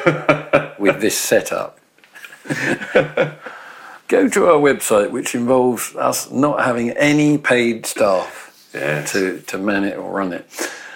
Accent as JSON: {"language": "English", "region": "England", "country": "United Kingdom", "tie": "born or raised there", "said": "as I was growing up in England, you know, or Britain"}